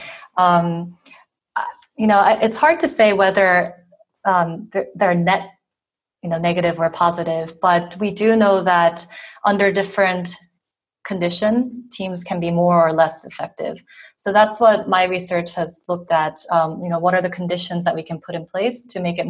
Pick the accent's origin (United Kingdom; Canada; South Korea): South Korea; moved away as an adult; also born or lived in Boston, United States; now in France; I'm from South Korea originally, but I spent a lot of time in the U.S. living and studying there, mostly in Boston for over 10 years.